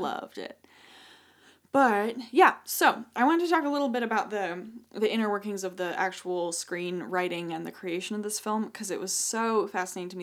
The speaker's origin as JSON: {"language": "English", "region": "Idaho", "country": "United States", "tie": "born or raised there", "also_born_or_lived": "Connecticut", "moved": "yes"}